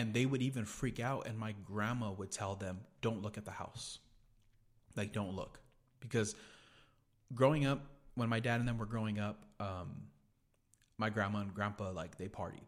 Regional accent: Gonzales, United States; we had a house in Gonzales, 'cause that's where I grew up in Gonzales.

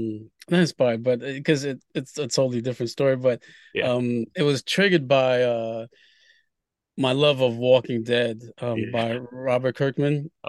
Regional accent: Haiti; Because I was born in Haiti and I wanted to, you know, create something from, you know, the homeland

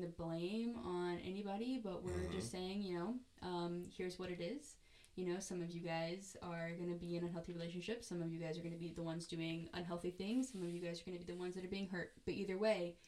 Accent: United States; I grew up in Butler County

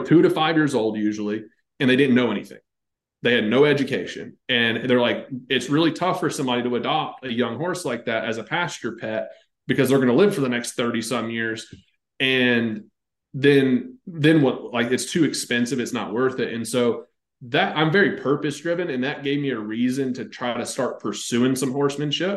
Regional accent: North Carolina, United States; I grew up, like you could bull ride like 7 days a week, because I'm from North Carolina

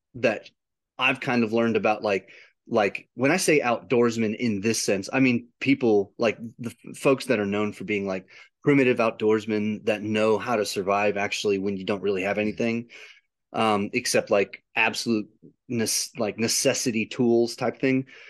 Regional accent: United States; I'm an I'm an American

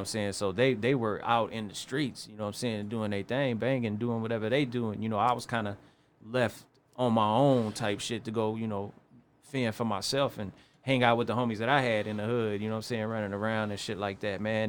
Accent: East Chicago, Indiana, United States; I was born and raised in East Chicago, North Side.

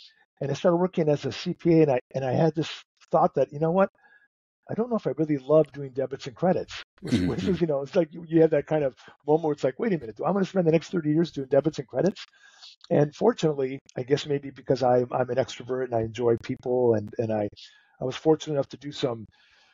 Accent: North Dakota, United States; moved away; I'm originally from North Dakota

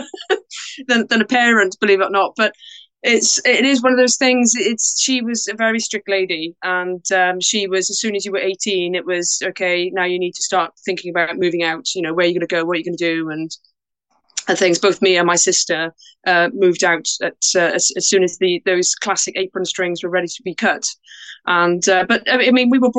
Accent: Porthcawl, Wales, United Kingdom; also born or lived in Bridgend, Wales; So I was born in Wales in a town called Bridgend, and brought up in a town called Porthcawl.

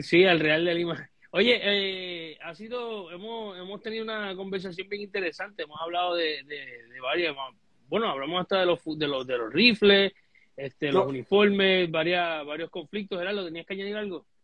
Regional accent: Puerto Rico; nosotros como puertorriqueños

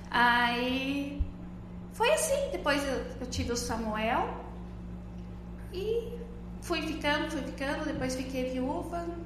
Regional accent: Não-Me-Toque, Rio Grande do Sul, Brazil; moved away as an adult; also born or lived in Dourados; now in Lucas do Rio Verde, Brazil; Eu sou natural do Rio Grande do Sul, é, mais exatamente da cidade de Não Me Toque

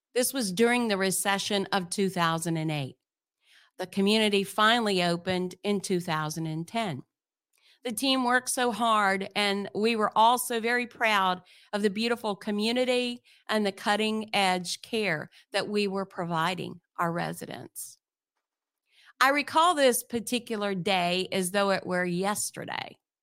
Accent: Midwest, United States; moved away as an adult; now in Southwest Florida, United States; I grew up in the Midwest, the youngest child of a blended family

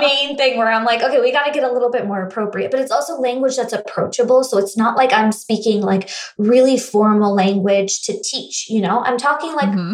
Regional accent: India; also born or lived in United States; now in Los Angeles, United States; growing up in India

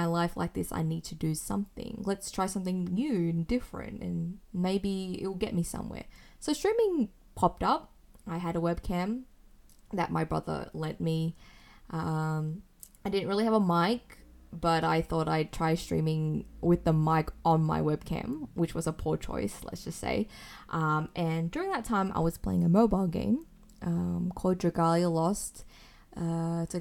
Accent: Sydney, New South Wales, Australia; from Sydney, Australia

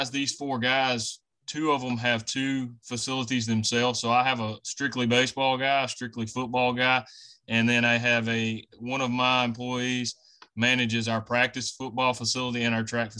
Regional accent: Belzoni, Mississippi, United States; also born or lived in Starkville, Mississippi; I'm originally from Belzona, Mississippi, which is over in the Delta.

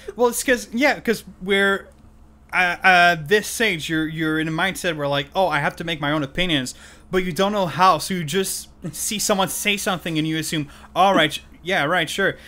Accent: Canada; first language French; English is a second language; I'm Canadian French, which is that I'm a native French speaker

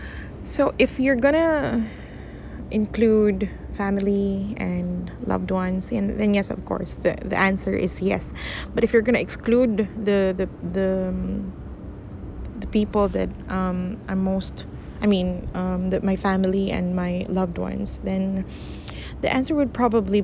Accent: Manukan, Zamboanga Peninsula, Philippines; my hometown, Manukan, Zamboanga del Norte

